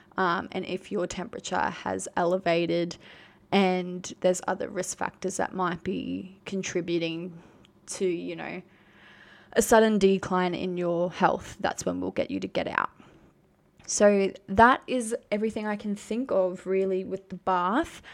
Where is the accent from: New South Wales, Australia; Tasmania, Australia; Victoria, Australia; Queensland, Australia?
Queensland, Australia; I am from Queensland